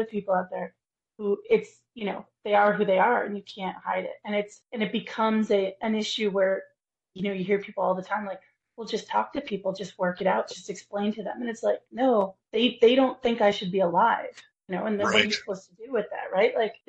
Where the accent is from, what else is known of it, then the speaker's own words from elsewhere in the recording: United States; now in Canada; I'm an immigrant and I'm a queer woman, but I'm an American and I'm in a cis marriage